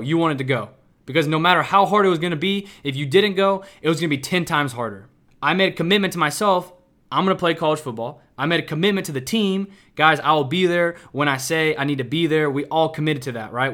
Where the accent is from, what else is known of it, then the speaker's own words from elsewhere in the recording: Kansas City, Missouri, United States; moved away as an adult; now in Houston, United States; I'm from the Midwest. I'm from Kansas City, Missouri.